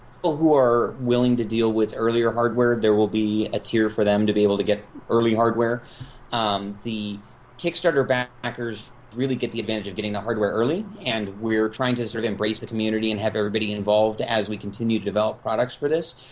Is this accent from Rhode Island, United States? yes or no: no; California, United States; now in Chicago, United States; I grew up in California